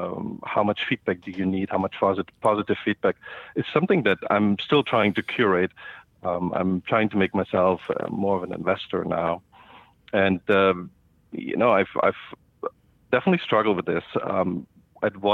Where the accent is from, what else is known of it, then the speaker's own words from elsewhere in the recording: Germany; moved away as an adult; also born or lived in India / Singapore; now in United States; I grew up in Germany and started my first business there in middle school